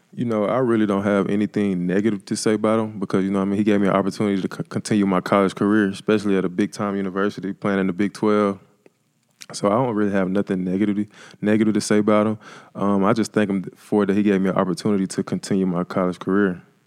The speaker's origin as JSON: {"language": "English", "town": "Jackson", "region": "Mississippi", "country": "United States", "tie": "born or raised there", "said": "I'm originally from Jackson, Mississippi"}